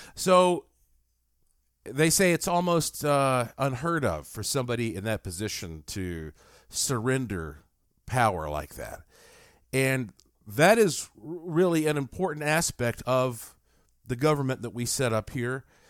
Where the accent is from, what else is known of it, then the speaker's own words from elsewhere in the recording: United States; also born or lived in Las Vegas, Nevada; I'm an American and I am broadcasting to you here from Las Vegas, Nevada.